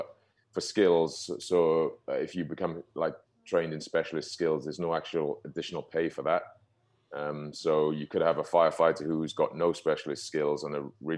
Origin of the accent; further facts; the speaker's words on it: South Wales, United Kingdom; now in London, United Kingdom; my accent's not even from London, because I'm from a place called Wales originally.